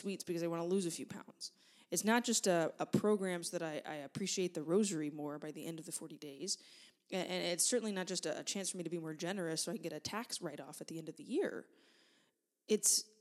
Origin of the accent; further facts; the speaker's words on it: United States; Hurricane Rita hit my hometown in 2005, and I was a 16-year-old junior in high school